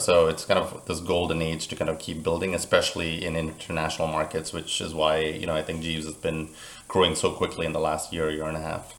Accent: Central Florida, United States; now in Miami, United States; I'm actually originally from Florida, but more Central Florida

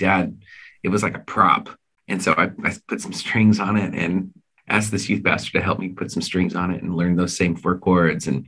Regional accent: Washington, United States; also born or lived in California / Colorado / Arizona; So we grew up in Washington State, California, Colorado, Arizona.

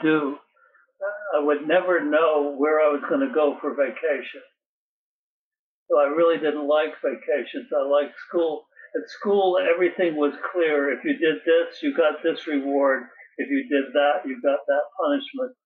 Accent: Norwalk, Connecticut, United States; moved away; also born or lived in San Francisco, California / North Carolina; As a child, I grew up in Norwalk, Connecticut. I was born in San Francisco

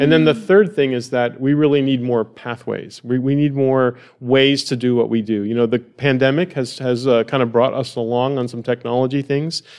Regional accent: United States; I'm an American

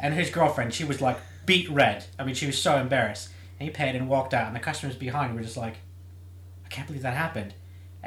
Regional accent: United States; now in United Kingdom; the States

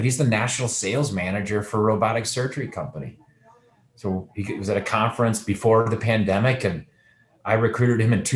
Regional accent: Minnesota, United States; I grew up in Minnesota.

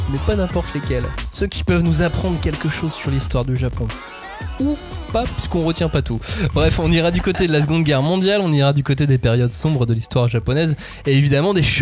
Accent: France; Donc, il nous reste vraiment que le manga quand on est français

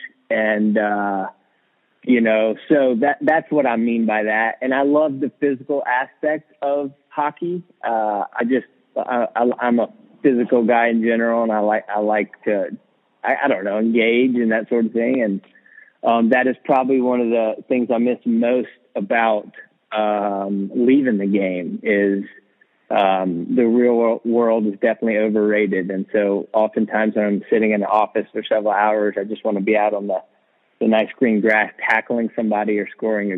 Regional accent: Winston-Salem, North Carolina, United States; moved away as an adult; also born or lived in upstate New York; I grew up in Winston-Salem, North Carolina

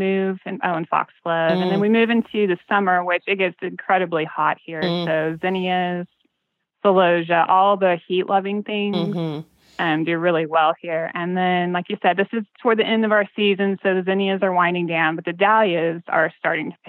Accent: Kansas, United States; as a kid, I grew up in Kansas on a farm

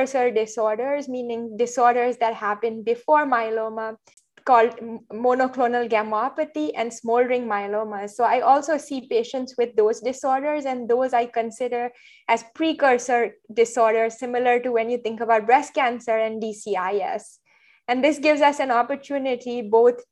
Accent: Mumbai, Maharashtra, India; moved away as an adult; also born or lived in Boston; now in New York, United States; I grew up in India, did med school there, and lived in Mumbai for the years growing up before moving to the US

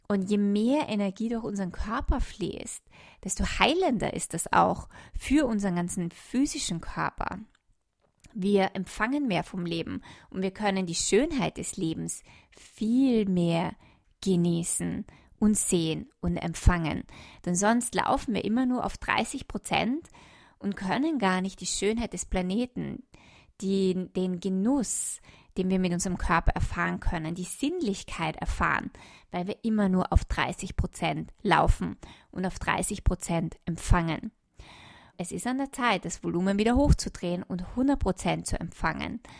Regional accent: Austria; ich komme jetzt nach Österreich, in mein, mein Heimatland zurück

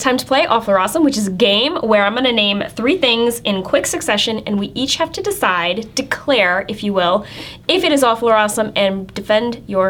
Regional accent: Minnesota, United States; now in New Jersey, United States; it occurred to me in Minnesota recently that it is a very different place to grow up.

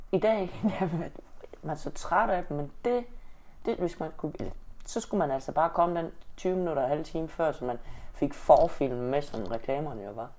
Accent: Denmark; jeg har da altid været 100% dansker

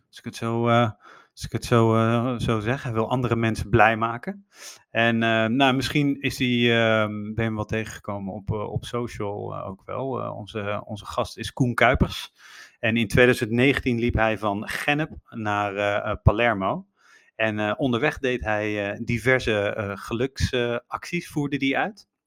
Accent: Netherlands; En toen was er nog geen uitsluitsel over of, de, of je als Nederlander Amerika in mocht.

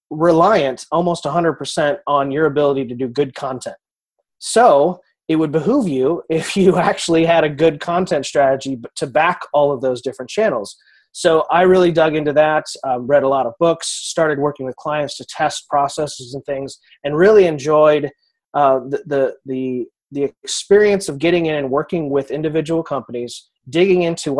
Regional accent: Kansas City, United States; I'm from Kansas City

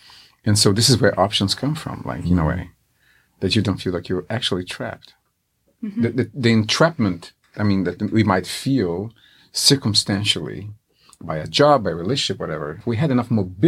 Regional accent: Brazil; now in Seattle, United States; I grew up in Brazil, of course

